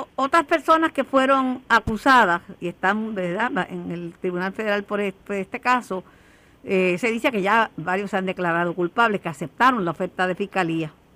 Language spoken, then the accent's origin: Spanish; Puerto Rico; somos muchos los puertorriqueños que vivimos con un joven